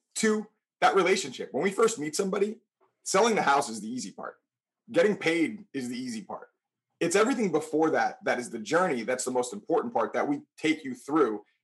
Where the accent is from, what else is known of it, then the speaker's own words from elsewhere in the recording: New Milford, United States; born and raised in New Milford, where we own our business.